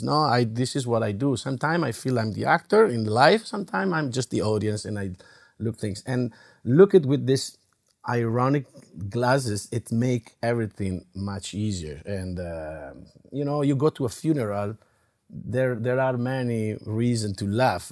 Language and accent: English; Italy; English is a second language; now in United States; In Italy, we have it